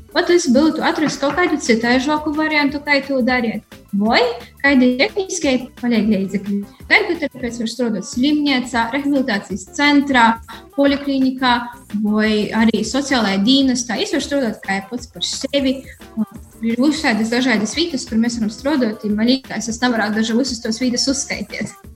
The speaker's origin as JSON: {"language": "Latvian", "area": "Rušenica, Riebiņi municipality", "region": "Latgale", "country": "Latvia", "said": "esmu no Rušelnas, Rībaņu novads"}